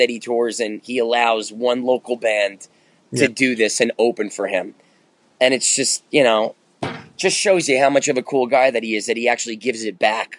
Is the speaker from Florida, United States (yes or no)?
no; New Jersey, United States; moved away; also born or lived in Manhattan, New York / Bronx, New York / Yonkers, New York; Because I grew up in New Jersey